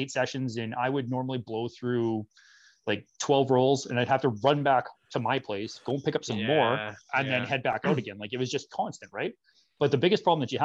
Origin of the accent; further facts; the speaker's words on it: Thompson, Manitoba, Canada; moved away as an adult; we were from Northern Manitoba, born and raised up in Thompson